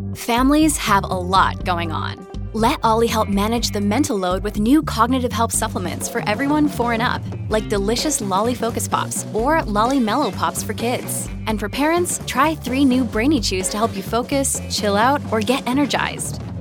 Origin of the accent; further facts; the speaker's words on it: Miami, Florida, United States; Growing up in Miami